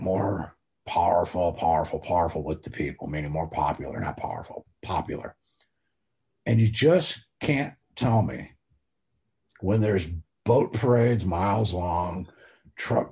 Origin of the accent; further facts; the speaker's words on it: United States; as an American